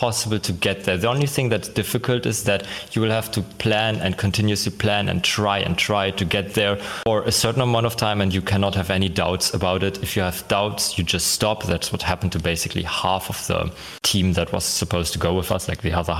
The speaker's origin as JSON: {"language": "English", "country": "Germany", "said": "I am from Germany"}